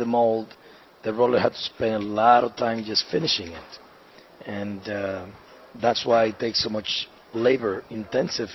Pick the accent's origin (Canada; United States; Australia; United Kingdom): United States; New York; accent: Dominican accent, New York; moved away as an adult; also born or lived in Gurabo, Dominican Republic; now in Dominican Republic; I was raised in New York, and I did high school in New York. Then I went back to the Dominican Republic.